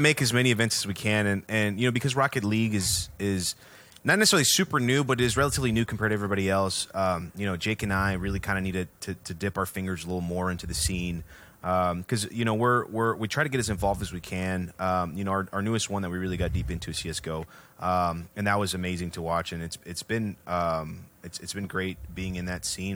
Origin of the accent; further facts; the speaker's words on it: Houston, Texas, United States; we're from Houston